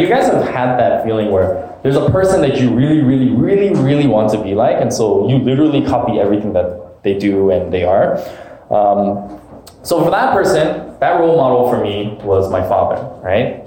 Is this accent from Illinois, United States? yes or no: no; Alaska, United States; moved away as an adult; now in California, United States; growing up in Alaska most of my life